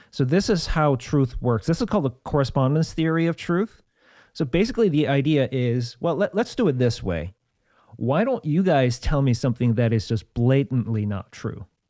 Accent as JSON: {"language": "English", "country": "South Korea", "tie": "born or raised there", "moved": "yes", "said": "I grew up in South Korea with lots of Buddhism"}